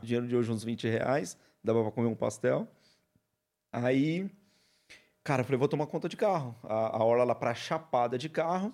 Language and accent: Portuguese; Cubatão, São Paulo, Brazil; born or raised there; also born or lived in Marília, São Paulo; now in Praia Grande, Brazil